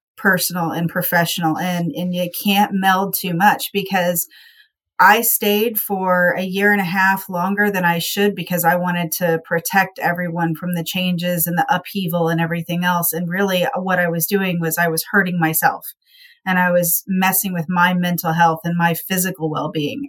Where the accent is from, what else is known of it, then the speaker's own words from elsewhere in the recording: Appalachian foothills, United States; moved away as an adult; also born or lived in Miami County; we're from the Appalachian foothills, hilly area